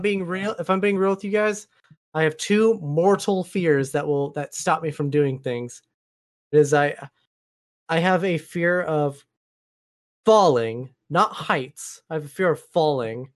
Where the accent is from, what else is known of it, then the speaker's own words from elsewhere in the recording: Oregon, United States; now in Washington State, United States; I was born and raised in Oregon, living in Washington State now, Columbia River splits the two states.